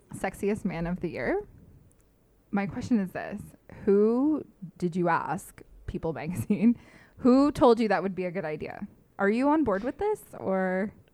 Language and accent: English; London, Ontario, Canada; moved away as an adult; now in Toronto, Canada; I came home from Toronto to here, to London